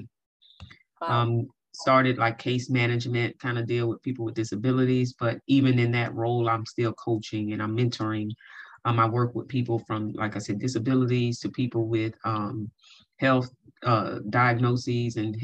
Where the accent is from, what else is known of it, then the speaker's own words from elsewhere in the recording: Hammond, Louisiana, United States; now in Baton Rouge, United States; I'm originally from Hammond, Louisiana